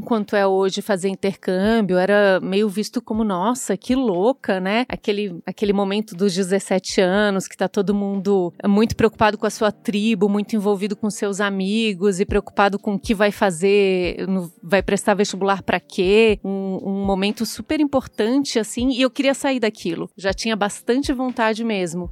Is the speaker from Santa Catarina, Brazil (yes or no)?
yes; Florianópolis, Santa Catarina, Brazil; moved away as an adult; also born or lived in Ohio, United States / China; now in São Paulo, Brazil; eu sou nascida em Florianópolis, que é a capital de Santa Catarina morei lá até 2010, então a maior parte da minha vida eu passei realmente em Florianópolis